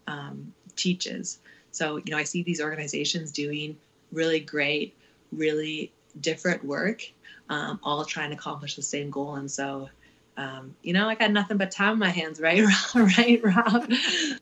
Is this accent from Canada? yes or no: yes; Ottawa, Ontario, Canada; now in Calgary, Canada; born and raised in Ottawa